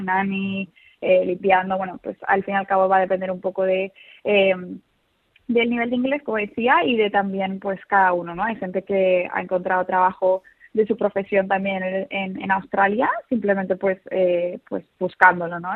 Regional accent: Seville, Andalusia, Spain; also born or lived in Madrid; nací en Madrid, pero como muy joven nos mudamos toda la familia a Sevilla

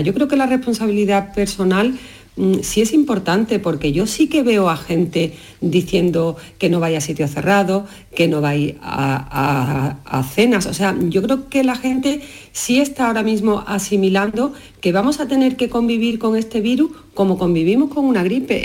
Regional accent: Jerez de la Frontera, Andalusia, Spain; moved away; desde Jerez, ya en mi tierra pasando unos días de Navidad

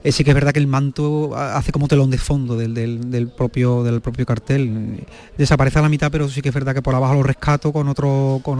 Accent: Seville, Andalusia, Spain; yo que soy de Triana

